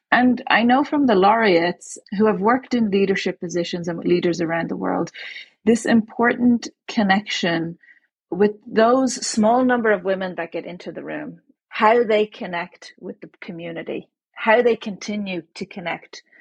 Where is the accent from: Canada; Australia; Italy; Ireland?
Ireland; born there; born in Ireland um, when Margaret Thatcher was the prime minister.